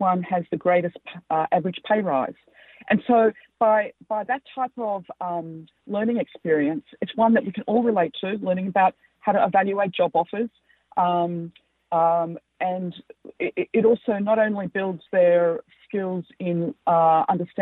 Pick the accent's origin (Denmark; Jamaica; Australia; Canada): Australia; accent: Australian; moved away; also born or lived in United States; as you can tell by my accent, I'm an Australian and American